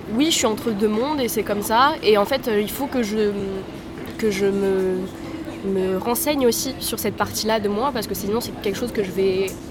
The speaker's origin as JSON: {"language": "French", "town": "Paris", "region": "Île-de-France", "country": "France", "tie": "born or raised there", "said": "je suis née en France, je suis née à Paris"}